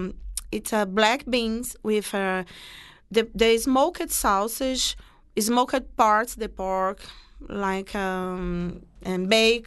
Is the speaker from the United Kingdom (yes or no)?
no; Brazil; English is a second language; moved away as an adult; now in New Orleans, United States; I'm from Brazil, too.